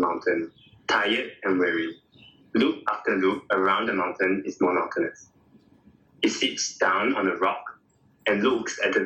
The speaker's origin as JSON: {"language": "English", "country": "Singapore", "moved": "yes", "said": "Now that I am detached from Singapore"}